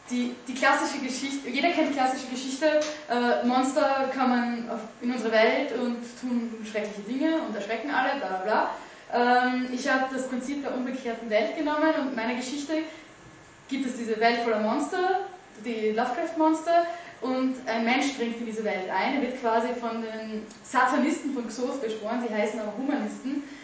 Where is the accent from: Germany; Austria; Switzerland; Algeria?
Austria; Graz, Styria; Das ist Wienerisch. Ich bin aus Graz.